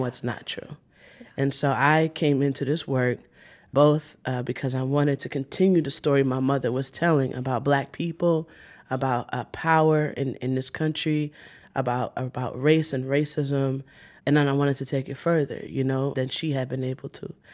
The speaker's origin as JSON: {"language": "English", "town": "New York City", "region": "New York", "country": "United States", "tie": "born or raised there", "said": "I was born in Brooklyn"}